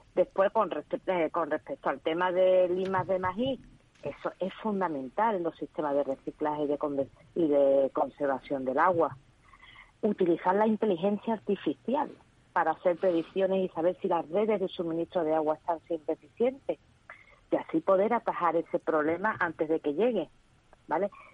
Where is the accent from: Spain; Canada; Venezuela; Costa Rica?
Spain; Seville, Andalusia; Yo soy andaluza y sevillana